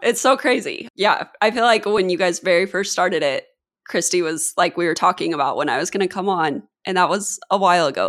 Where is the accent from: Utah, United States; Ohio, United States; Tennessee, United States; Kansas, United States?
Kansas, United States; moved away as an adult; now in San Diego, United States; I grew up in Kansas